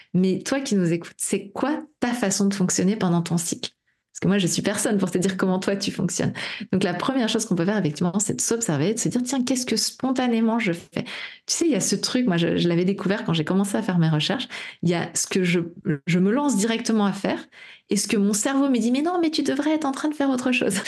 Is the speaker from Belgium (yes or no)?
no; Brittany, France; je suis bretonne